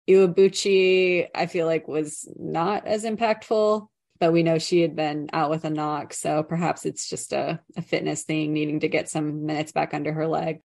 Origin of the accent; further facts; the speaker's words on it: United States; as an American